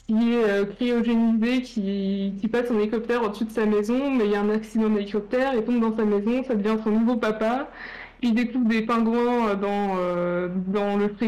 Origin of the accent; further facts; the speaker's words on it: Marne-la-Vallée, Île-de-France, France; je viens de Marne-la-Vallée, donc c'est pas loin de Disneyland